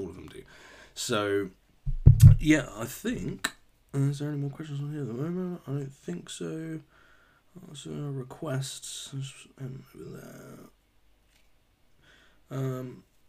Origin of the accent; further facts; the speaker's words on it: United Kingdom; I'm British